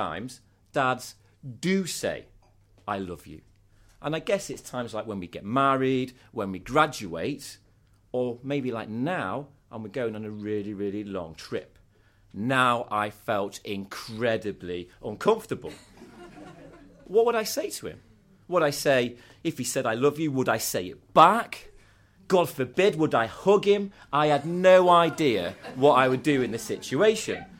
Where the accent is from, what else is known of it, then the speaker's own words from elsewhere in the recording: Scunthorpe, Yorkshire and the Humber, United Kingdom; I'm from Scunthorpe. People from Scunthorpe don't go backpacking.